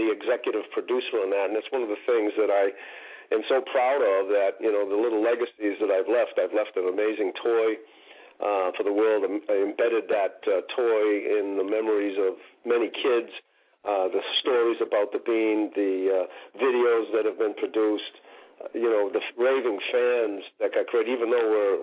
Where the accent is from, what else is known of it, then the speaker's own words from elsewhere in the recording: Boston, Massachusetts, United States; an area of the city that I grew up in Roxbury